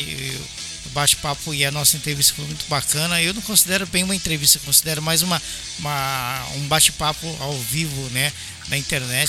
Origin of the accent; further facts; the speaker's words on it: São Paulo, Brazil; moved away; also born or lived in Belo Horizonte, Brazil; eu, eu sou paulista, mas eu morei em BH quase nove anos